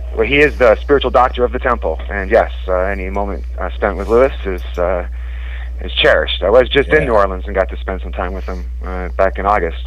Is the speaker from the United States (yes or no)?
no; Scotland, United Kingdom; I was born in Scotland, and my father was a drummer in uh, a Prince of Orange